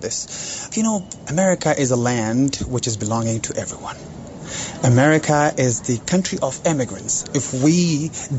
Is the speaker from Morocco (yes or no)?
no; Afghanistan; English is a second language; moved away as an adult; also born or lived in Pakistan; now in United States; I learned English in schools back in Afghanistan, and when we've been migrated to Pakistan as well.